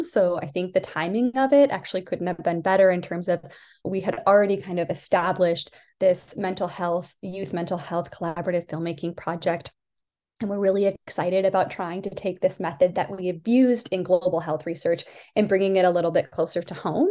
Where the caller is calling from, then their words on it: Pittsburgh, Pennsylvania, United States; I'm calling in from Pittsburgh, Pennsylvania